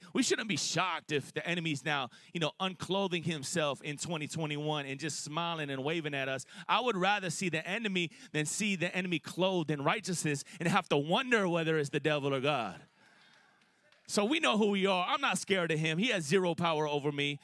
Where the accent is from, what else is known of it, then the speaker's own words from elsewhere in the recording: Florida, United States; My wife, you know, we're both from Florida